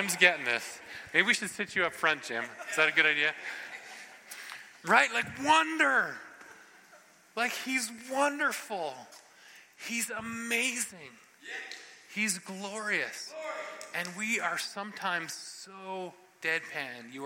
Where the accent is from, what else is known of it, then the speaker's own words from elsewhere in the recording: Ottawa Valley, Canada; especially we in the Ottawa Valley. Like, we are so reserved and we are so staid